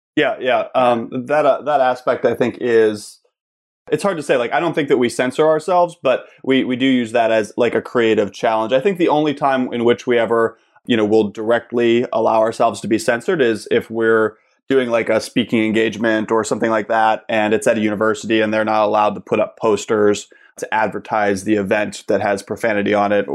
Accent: Pittsburgh, Pennsylvania, United States; moved away as an adult; also born or lived in Kent, Ohio; I'm originally from Pittsburgh. I grew up there

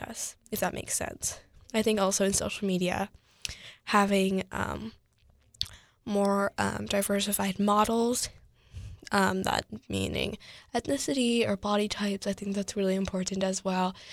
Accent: United States; I'm Asian American, I'm fifty percent Korean, fifty percent Caucasian

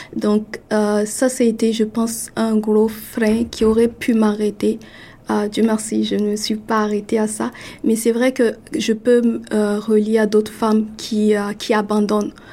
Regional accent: Burkina Faso; now in Toronto, Canada; chez moi au Burkina

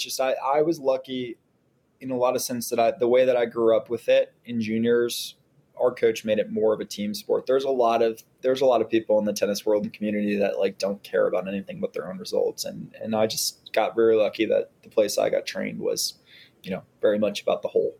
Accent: Glenview, Illinois, United States; also born or lived in Nashville, Tennessee; So, like every great Chicagoan, or north suburbs of Chicagoan. I grew up in Glenview.

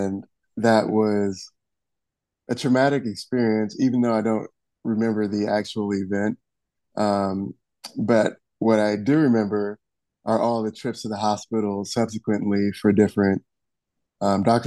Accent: Detroit, Michigan, United States; I am originally from Detroit, Michigan, and lived there for most of my life.

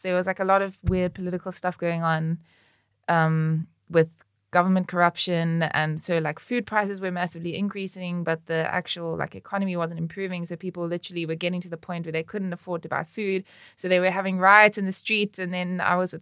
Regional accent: Cape Town, Western Cape, South Africa; I grew up in Cape Town

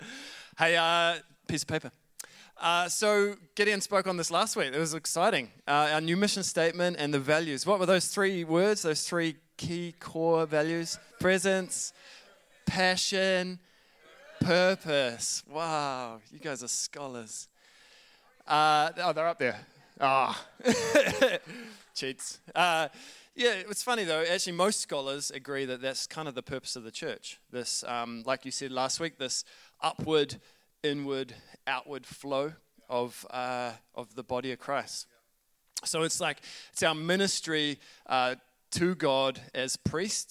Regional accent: New Zealand; accent: Kiwi; my Kiwi accent

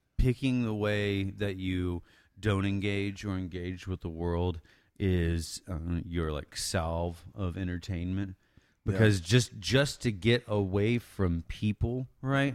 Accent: Wichita Falls, Texas, United States; we grew up around in Wichita Falls

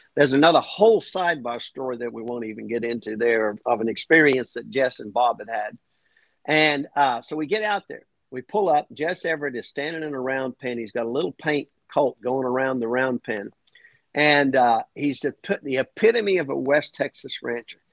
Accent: Clermont, Queensland, Australia; moved away; my hometown rodeo in Clermont

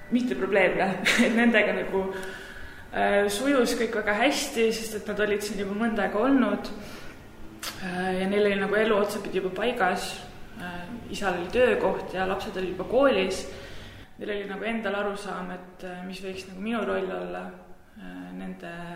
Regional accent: Tartu, Tartu County, Estonia; moved away as an adult; also born or lived in Manchester, United Kingdom; ma olen Tartust pärit

